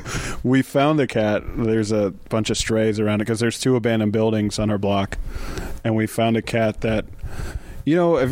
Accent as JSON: {"language": "English", "town": "Detroit", "region": "Michigan", "country": "United States", "tie": "born or raised there", "said": "I like Detroit. I was born in Detroit."}